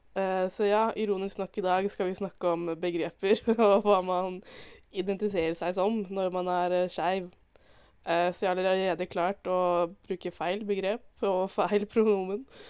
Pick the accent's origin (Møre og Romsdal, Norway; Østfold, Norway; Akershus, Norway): Østfold, Norway; Indre; jeg er fra Indre Østfold